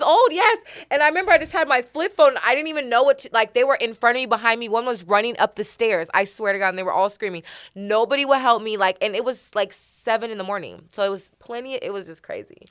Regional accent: Oregon, United States; moved away; I'm from Oregon

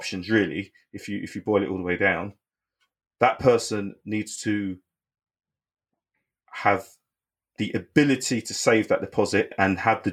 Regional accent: London, United Kingdom; I was born and raised in Bermondsey

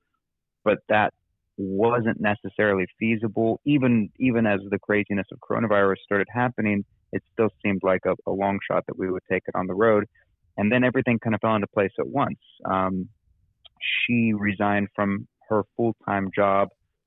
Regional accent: Huntington, West Virginia, United States; moved away as an adult; also born or lived in Texas / Arkansas / Atlanta, Georgia; you and I know each other from church, growing up in Huntington, West Virginia

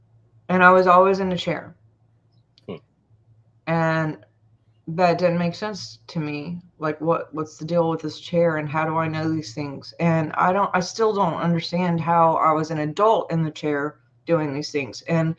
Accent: Montauk, New York, United States; born there; So why does it say that I was born in Montauk? And my birth certificate says that it was.

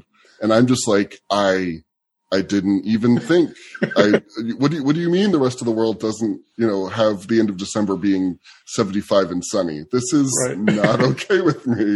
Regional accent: Southern California, United States; also born or lived in Washington State / Chicago; now in Washington, United States; I grew up in Southern California

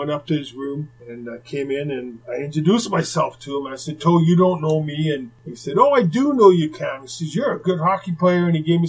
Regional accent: Texas, United States; because I came from Texas, so I remember the first day. I wore this cowboy outfit.

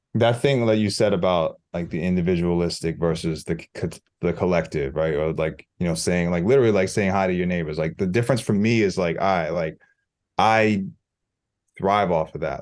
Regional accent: New York City, New York, United States; as a New Yorker

